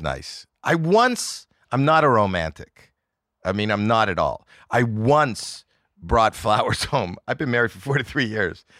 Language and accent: English; Toronto, Ontario, Canada; I'm from Toronto, Canada, where it's very cold